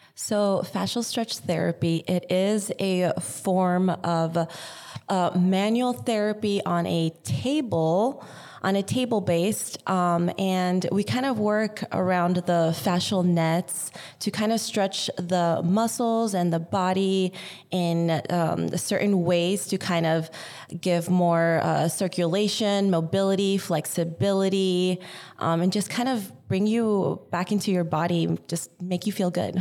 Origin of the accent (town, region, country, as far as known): Yucca Valley, California, United States; born or raised there; also born or lived in Artesia, California / Los Angeles County